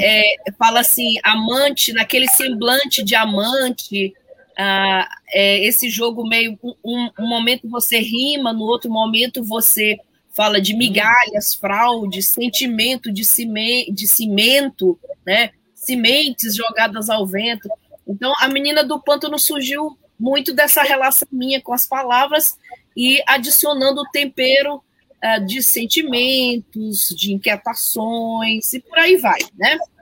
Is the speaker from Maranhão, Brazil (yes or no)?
yes; São Luís, Maranhão, Brazil; eu tenho uma relação que remonta à minha infância, brincava muito ali na Rua do Passeio